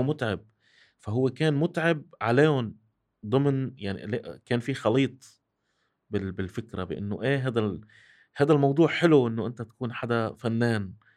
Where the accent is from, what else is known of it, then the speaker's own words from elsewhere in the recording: Syria; also born or lived in Kuwait; أنا رجعت من الكويت عمري تسع سنين، بالألف، بتسعة وثمانين. آه، كنت عايش بحياة رفاهية كتير عالية بالكويت. رجعت على الصفر بال-، بسوريا